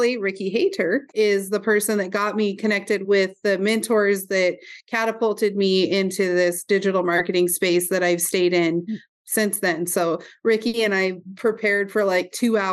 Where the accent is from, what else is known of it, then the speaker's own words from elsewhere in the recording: Roundup, Montana, United States; also born or lived in Glendive, Montana; from Roundup, Montana.